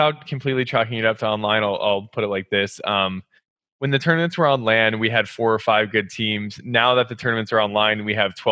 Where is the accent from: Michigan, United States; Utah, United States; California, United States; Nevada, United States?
Nevada, United States; Las Vegas; now in Minnesota, United States; I'm originally from Las Vegas, Nevada. Born and raised